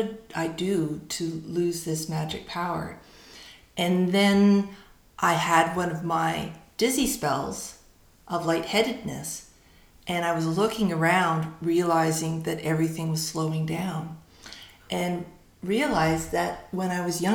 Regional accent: Surrey, British Columbia, Canada; now in Victoria, Canada; I grew up in Surrey, so I grew up in a very urban.

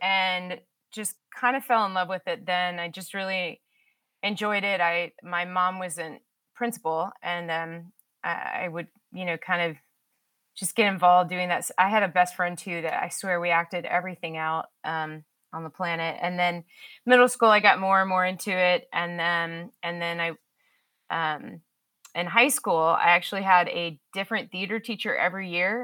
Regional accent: Dallas, Texas, United States; moved away as an adult; now in Austin, United States; I'm actually born, was born and raised in Dallas, and, um, moved to Austin

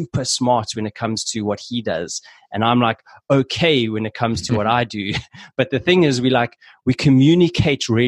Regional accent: South Africa; we're both South African

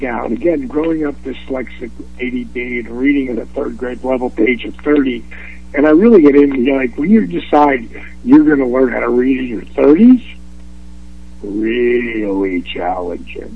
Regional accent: Atlanta, Georgia, United States; my hometown here in Atlanta, GA

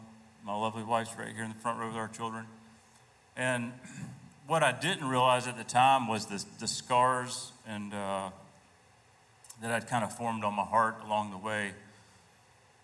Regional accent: Columbia, United States; I grew up here in Columbia, went to Drury High School

